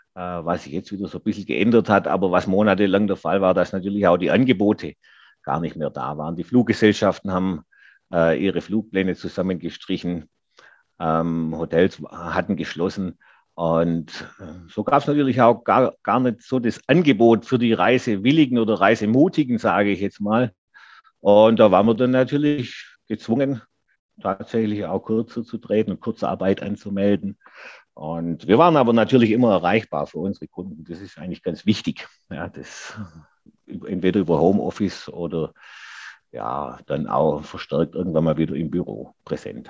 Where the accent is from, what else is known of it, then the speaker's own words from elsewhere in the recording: Geislingen an der Steige, Baden-Württemberg, Germany; hier in meiner Heimatstadt